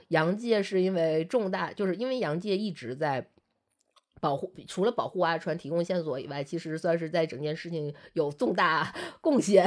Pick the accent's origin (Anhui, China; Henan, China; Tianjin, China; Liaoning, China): Liaoning, China; moved away; 我老家是辽宁的一个算二级市还三级市的四这么级一个，四，或四级市，呃，市，四级的这么一个城市